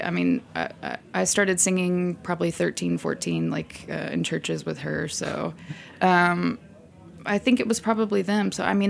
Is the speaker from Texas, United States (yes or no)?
yes; Texas, United States; I love Texas. It's... I mean, my childhood was, it was, you know, pretty boring, but I think I just had so much space to do whatever I wanted